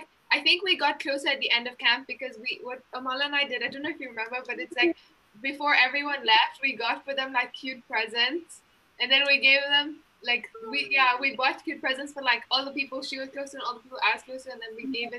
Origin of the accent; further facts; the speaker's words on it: Uganda; moved away as an adult; now in Montreal, Canada; I'm from Uganda